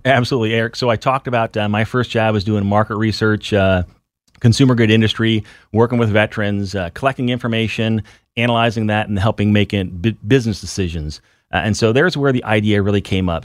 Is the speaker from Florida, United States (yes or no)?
no; Findlay, Ohio, United States; moved away as an adult; I was actually, uh, raised in a little city northwest Ohio, so I joined the Air Force from Findlay, Ohio